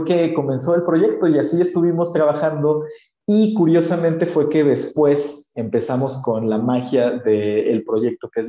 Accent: Mixteca, Mexico; aquí en México tenemos una cultura muy bonita del chocolate. Y en mi pueblo específicamente, porque yo vivo en una comunidad muy chiquitita, somos a lo mucho 12 mil personas en una de las regiones más vulnerables de México

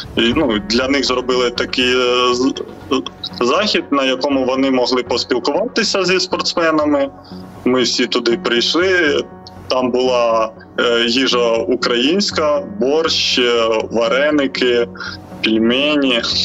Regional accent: Ukraine; ми з України

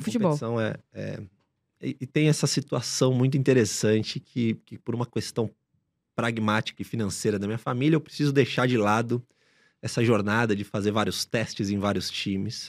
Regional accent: São Paulo, Brazil; Nasci em São Paulo, continuo morando aqui na cidade, nasci na zona leste de São Paulo, num bairro chamado Cidade Patriarca, onde toda a minha família boa parte da, da minha família ainda vive lá

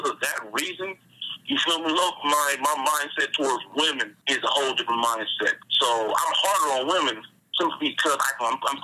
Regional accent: Long Beach, California, United States; now in Las Vegas, United States; I come from Long Beach, California. I live on the north side, the west side, and the east side, but I'm from the east side

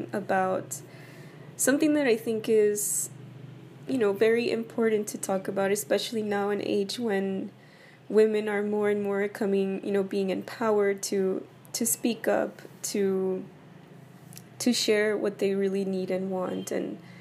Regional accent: El Paso, Texas, United States; Both of my parents are from Mexico, and I was born and raised in El Paso, Texas

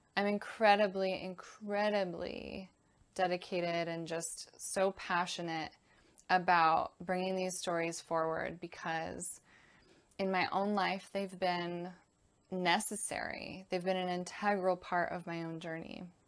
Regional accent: Connecticut, United States; I was born and raised in Connecticut in the U S

